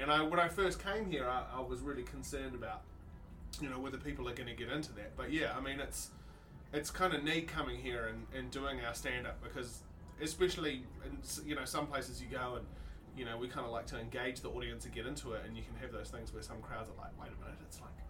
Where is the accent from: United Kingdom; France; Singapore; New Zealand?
New Zealand; moved away as an adult; now in United States; Being a New Zealander who's married in America